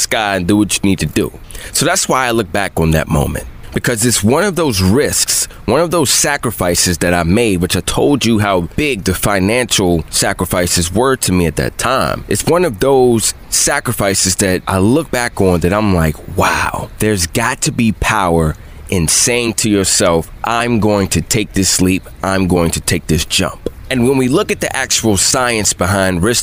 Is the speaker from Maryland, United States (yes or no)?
yes; Bowie, Maryland, United States; I'm from Bowie.